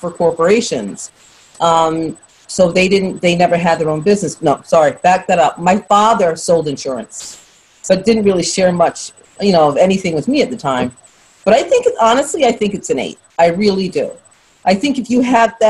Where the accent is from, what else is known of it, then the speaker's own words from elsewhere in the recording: New York City, New York, United States; also born or lived in London; born in London, raised in Brooklyn.